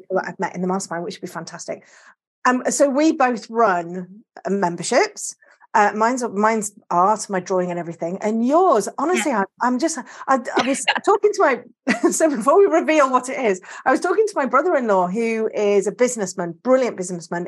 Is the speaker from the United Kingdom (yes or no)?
yes; Yorkshire and the Humber, United Kingdom; I am from the north. I'm North Yorkshire